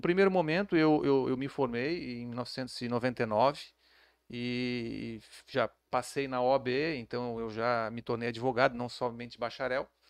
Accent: Florianópolis, Santa Catarina, Brazil; eu sou de Florianópolis, é, nascido e criado lá

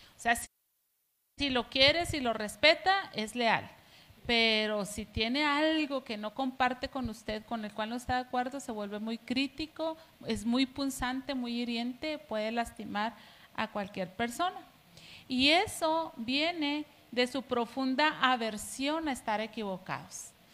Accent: Mexico; somos eh, mexicanos

